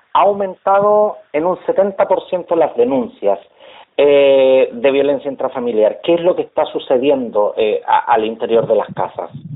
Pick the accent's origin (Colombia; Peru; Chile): Chile